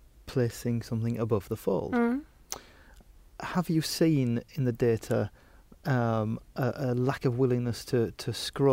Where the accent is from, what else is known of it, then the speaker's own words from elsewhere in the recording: United Kingdom; as the Brit amongst us here